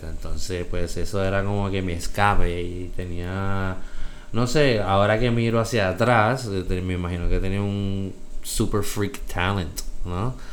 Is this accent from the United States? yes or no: yes; Bronx, New York, United States; born there; Este, yo nací en 1973 en el Bronx, South Bronx, cerca de Yankee Stadium.